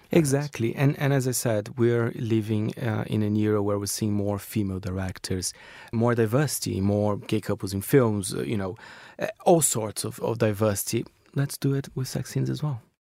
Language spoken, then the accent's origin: English; Brazil; now in United Kingdom; I grew up in Brazil as well, with Brazilian cinema